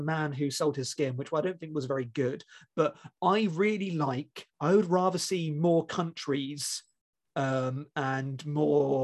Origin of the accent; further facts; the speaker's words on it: United Kingdom; being British and not born at the time